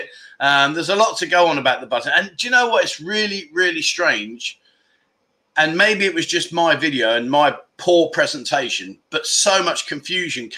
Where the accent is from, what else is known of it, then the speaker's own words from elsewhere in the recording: England, United Kingdom; now in Pattaya, Thailand; as an Englishman, I relate to having the local inn.